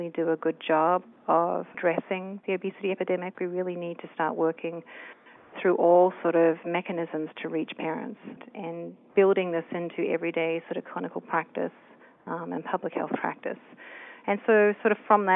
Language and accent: English; New Zealand; moved away as an adult; now in United States; I'm originally from New Zealand, and when I first came to the States to do graduate work